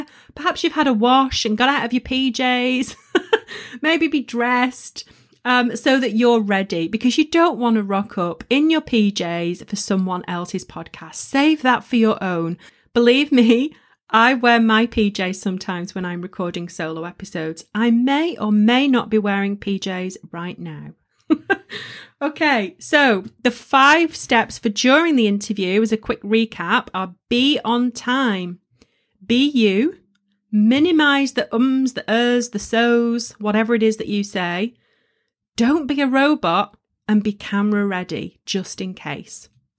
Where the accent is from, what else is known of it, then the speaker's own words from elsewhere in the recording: England, United Kingdom; You know, I'm a Northern girl and I embrace my accent and it's up there for all of you to hear.